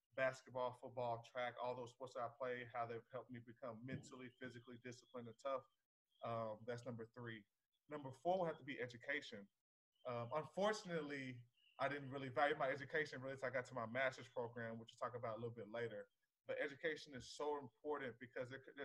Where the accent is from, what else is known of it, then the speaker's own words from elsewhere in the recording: Texas, United States; I was born and raised in Texas, the greatest state in the country